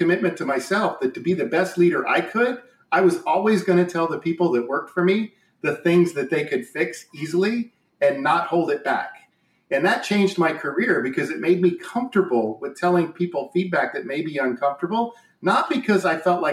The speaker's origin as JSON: {"language": "English", "region": "Indiana", "country": "United States", "tie": "born or raised there", "said": "born and raised in Indiana"}